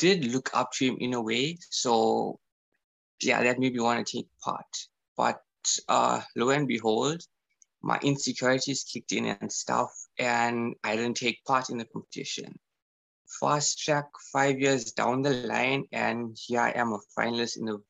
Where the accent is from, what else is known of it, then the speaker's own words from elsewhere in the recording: South Africa; being proudly South African